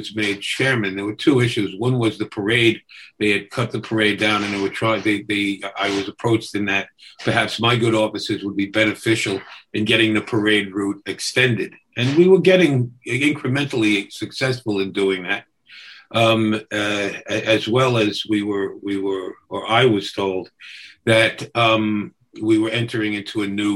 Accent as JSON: {"language": "English", "town": "New York City", "region": "New York", "country": "United States", "tie": "born or raised there", "also_born_or_lived": "Brooklyn, New York City", "said": "I was born in Brooklyn and raised in Queens and lived in every borough at some point"}